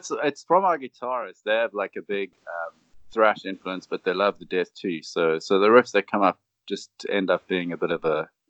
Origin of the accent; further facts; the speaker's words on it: Cape Town, Western Cape, South Africa; We're from Cape Town, South Africa.